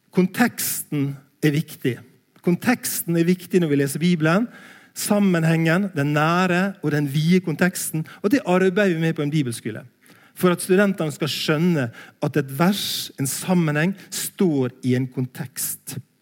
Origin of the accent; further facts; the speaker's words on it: Langevåg, Møre og Romsdal, Norway; moved away; also born or lived in Bildøy; jeg er fra Sunnmøre, en plass heter Langevåg